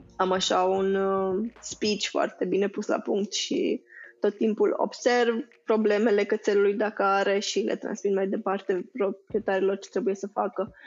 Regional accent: Romania; noi ca români

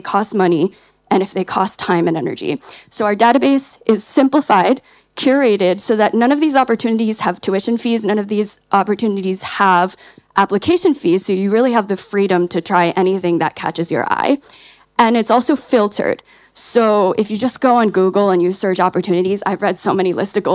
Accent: United States; We're from the States

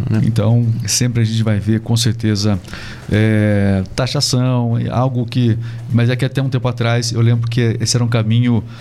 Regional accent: Anchieta, Espírito Santo, Brazil; Eu nasci em Espírito Santo.

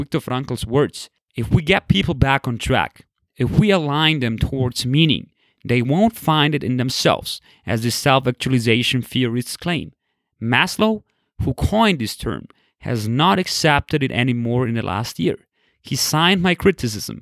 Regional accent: Austria; I grew up and live in the West, in Austria

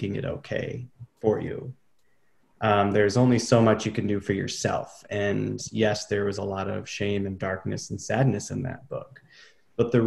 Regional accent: Traverse City, Michigan, United States; moved away as an adult; growing up in Traverse City

